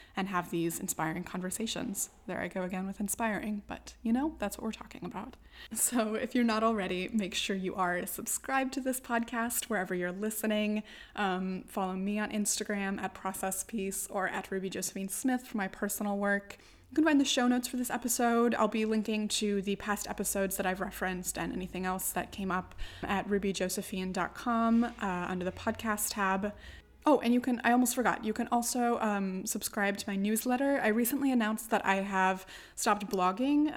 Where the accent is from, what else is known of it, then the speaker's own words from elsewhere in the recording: United States; now in Morocco; as an American white woman